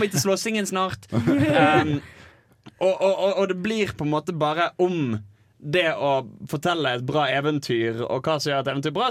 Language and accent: Norwegian; Bergen, Vestland, Norway; moved away; var hjemme i Bergen